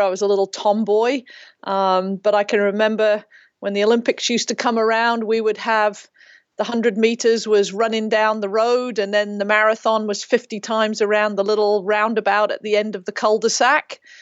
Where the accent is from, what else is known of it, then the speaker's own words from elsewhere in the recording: Ferndown, Dorset, South West England, United Kingdom; also born or lived in Reading; now in United States; I grew up in Ferndale in Dorset